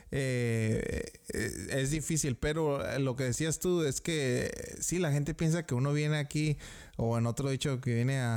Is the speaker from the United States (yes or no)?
yes; United States; born there; aunque haya nacido en este país, eh, ah, yo soy ciudadano americano. Y gracias a que mis papás emigraron.